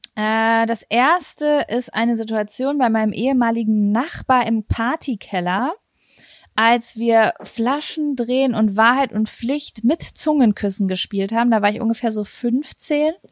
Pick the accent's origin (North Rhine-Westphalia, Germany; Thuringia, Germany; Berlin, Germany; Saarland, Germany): North Rhine-Westphalia, Germany; Lübbecke; moved away as an adult; in Lübbecke, in meiner Heimatstadt